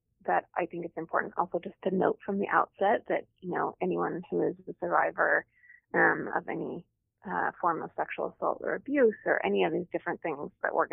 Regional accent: Utah, United States; I'm from Utah

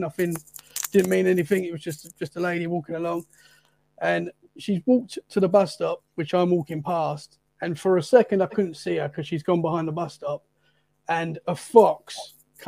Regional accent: Essex, East of England, United Kingdom; moved away as an adult; now in Dorset, United Kingdom; I'm from London, pretty much. Essex, which is just outside London. So that's where I'm from.

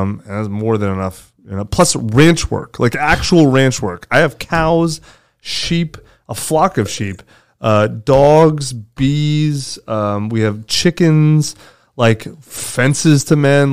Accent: United States; I'm American. I live in America.

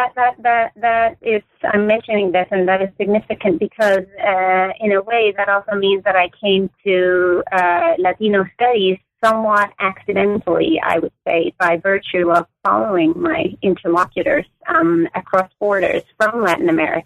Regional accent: Denmark; moved away as an adult; now in United States; I grew up in Denmark, where I also did my undergraduate and MA work at the University of Copenhagen

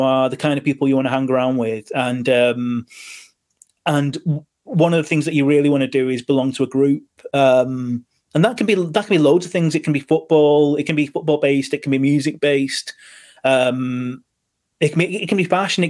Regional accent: Manchester, North West England, United Kingdom; I'm from Manchester

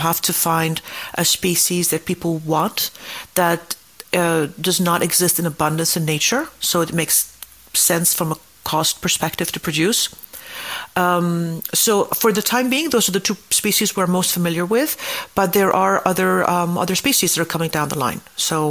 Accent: Greece; I'm from Greece

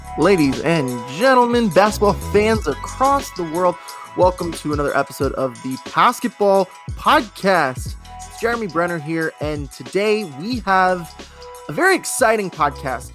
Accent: Houston, Texas, United States; also born or lived in Sugar Land, Texas; I'm from Houston, and I was in the eighth grade

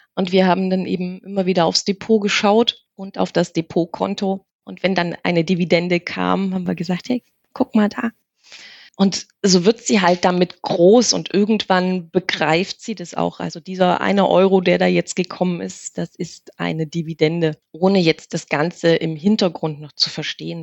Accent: East Germany, Germany; also born or lived in Saxony, near Chemnitz; wir sind ja in der DDR groß geworden

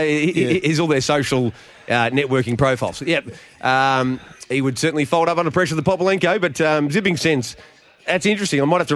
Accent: Geelong, Victoria, Australia; Geelong, my hometown

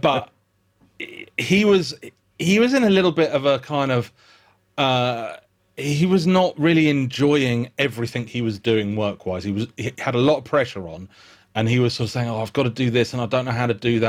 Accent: United Kingdom; accent: British; I disarm him by being British

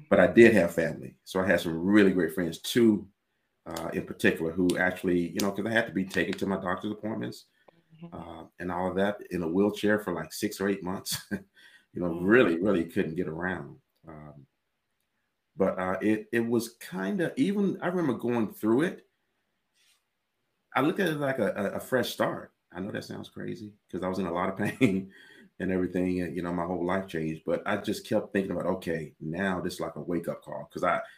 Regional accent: Mississippi, United States; moved away as an adult; also born or lived in California; I was born and raised in Mississippi

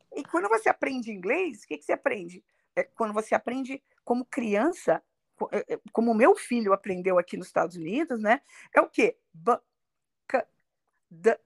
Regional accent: Rio de Janeiro, Brazil; moved away as an adult; now in New York, United States; eu nasci no Rio de Janeiro

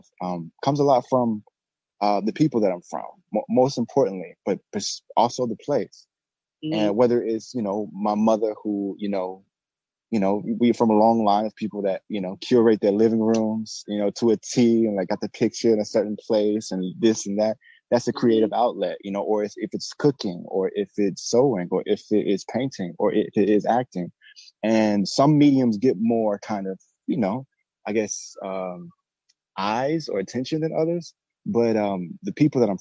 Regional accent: Birmingham, Alabama, United States; now in Brooklyn, New York, United States; I'm originally from Birmingham, Alabama

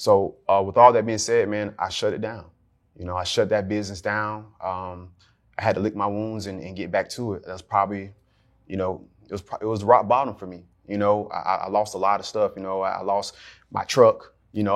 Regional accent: Jacksonville, Florida, United States; I am from Jacksonville, Florida, also known as Duval County

